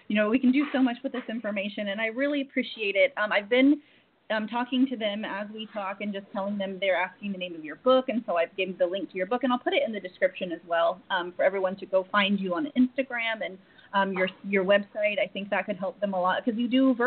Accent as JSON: {"language": "English", "region": "Oklahoma", "country": "United States", "moved": "yes", "said": "I'm from Oklahoma."}